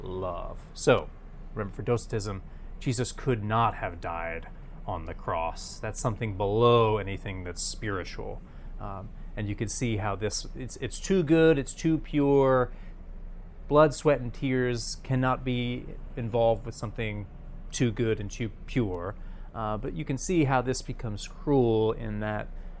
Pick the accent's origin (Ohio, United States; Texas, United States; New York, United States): New York, United States; I'm from New York.